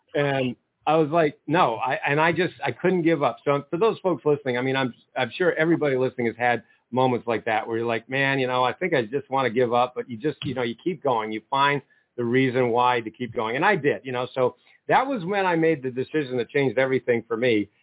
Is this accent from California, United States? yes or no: no; Maine, United States; moved away as an adult; now in Ohio, United States; I'm from Maine